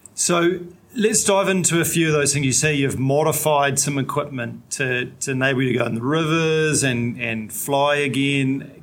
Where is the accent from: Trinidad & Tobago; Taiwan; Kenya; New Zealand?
New Zealand; I'm a paraplegic from New Zealand